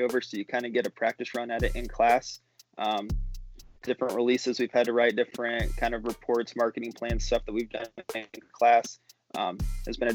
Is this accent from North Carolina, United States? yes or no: no; Indianapolis, Indiana, United States; I'm from Indianapolis, lived here my whole life